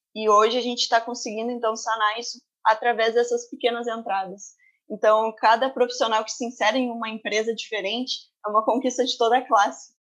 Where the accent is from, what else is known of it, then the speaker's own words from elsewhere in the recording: Terra de Areia, Rio Grande do Sul, Brazil; Eu sou natural de Terra de Areia, que é uma cidade no litoral do Rio Grande do Sul